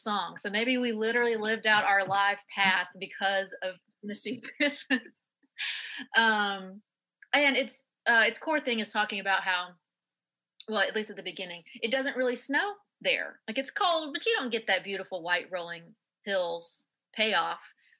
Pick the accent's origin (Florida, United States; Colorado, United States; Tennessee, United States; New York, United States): Tennessee, United States; I'm from Tennessee